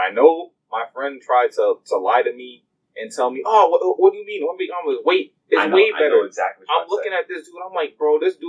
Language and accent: English; Indiana, United States; Yo, dude, I was from Indiana.